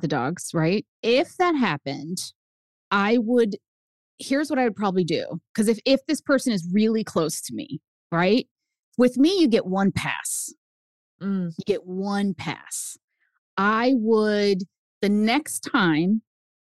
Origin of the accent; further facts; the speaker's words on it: New Hampshire, United States; first language Spanish; English is a second language; we moved to New Hampshire. I'm the only brown kid.